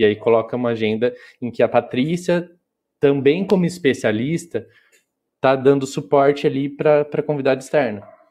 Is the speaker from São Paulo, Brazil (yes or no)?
yes; interior of São Paulo state, Brazil; eu sou do interior do, do estado de São Paulo